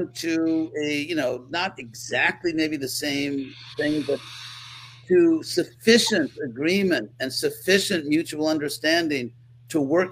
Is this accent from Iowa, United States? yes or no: no; California, United States; I was raised in California